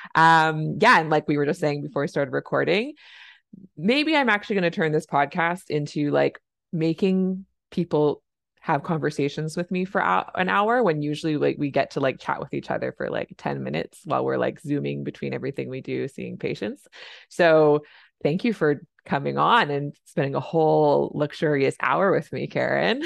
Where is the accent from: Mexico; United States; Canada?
Canada; I'm a Canadian family physician